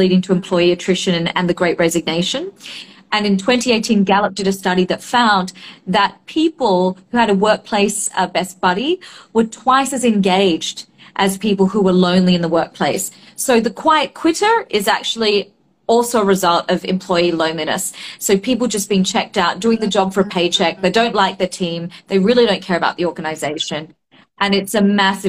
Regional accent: Australia; I grew up in Australia

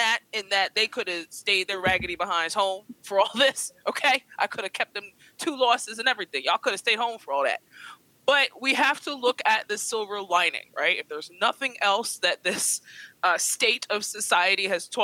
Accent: Philadelphia, Pennsylvania, United States; as a Philadelphian

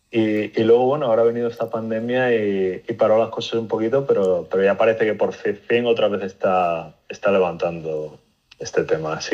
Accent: Spain; moved away as an adult; now in United States; yo me vine de España hace ya pues cerca de 15, 16 años a Estados Unidos. Eh, me vine por temas de estudios y bueno, por poco, ¿no? Cosas de la vida, pues me casé

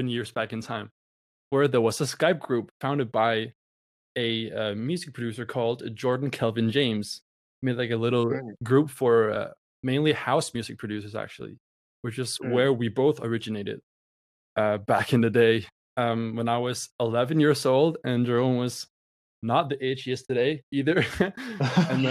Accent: Denmark; I'm from Denmark.

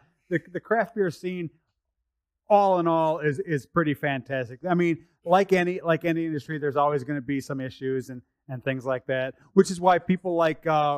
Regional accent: United States; now in Canada; I'm originally from the States

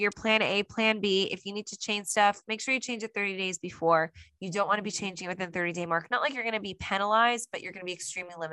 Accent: New Jersey, United States; we're from New Jersey

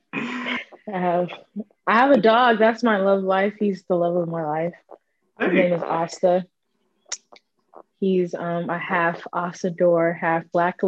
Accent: Houston, Texas, United States; moved away as an adult; I just recently moved back to my hometown of Houston

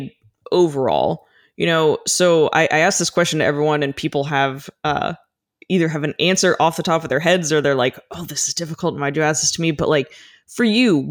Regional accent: United States; I was born inland in the United States, not in a coastal area at all. And so growing up in the desert

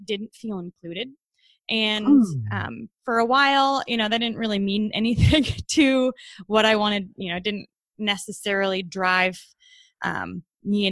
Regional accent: Troy, Michigan, United States; I was born and raised in Troy, Michigan, which is right outside Detroit.

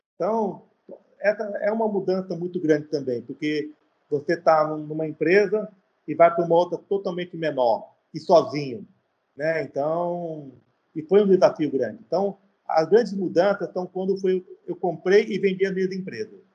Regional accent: São Paulo, Brazil; moved away as an adult; now in Fortaleza, Brazil; sou paulista, tenho 51 anos

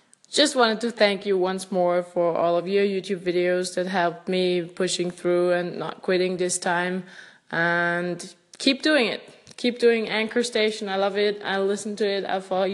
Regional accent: Austria; I'm from Austria, by the way

